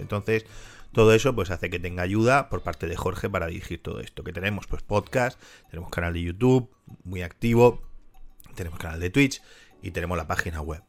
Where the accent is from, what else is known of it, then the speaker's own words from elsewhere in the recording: Spain; siendo español